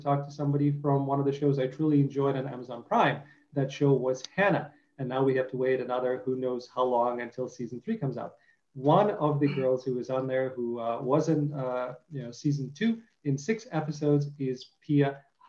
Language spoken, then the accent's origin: English; Detroit, Michigan, United States; I have a lot of family in Michigan and I grew up in Detroit a little bit.